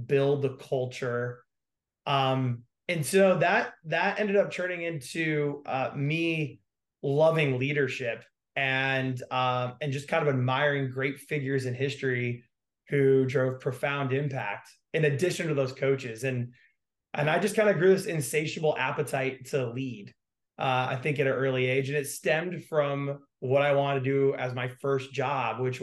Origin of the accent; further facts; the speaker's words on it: Greensboro, North Carolina, United States; I was growing up in North Carolina